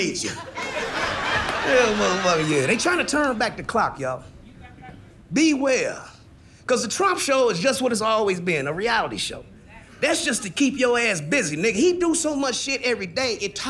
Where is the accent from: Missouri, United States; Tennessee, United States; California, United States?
Missouri, United States; Kansas City; I'm from Kansas City, Missouri